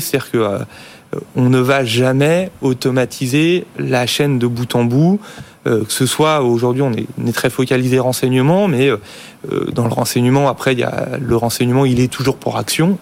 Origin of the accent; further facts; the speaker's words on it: France; en tant que Français